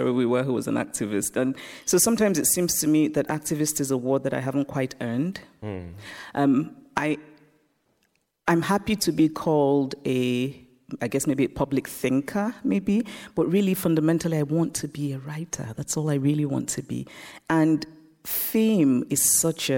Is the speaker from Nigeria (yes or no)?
yes; Nigeria; moved away; also born or lived in United States; I grew up in Nigeria, I grew up under military dictatorships